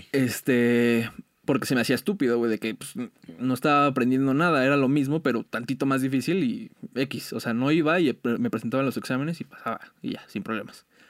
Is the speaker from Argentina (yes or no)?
no; Mexico; como mexicanos somos muy, muy unidos